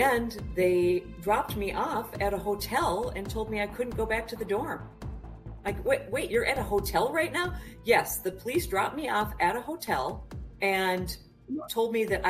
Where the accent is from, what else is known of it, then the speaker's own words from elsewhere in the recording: Minnesota, United States; I'm from Minnesota